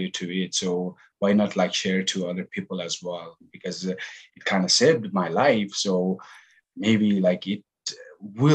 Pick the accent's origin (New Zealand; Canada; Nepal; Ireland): Nepal; moved away as an adult; also born or lived in United Kingdom / California / Boston; I'm originally from Nepal. Basically born and raised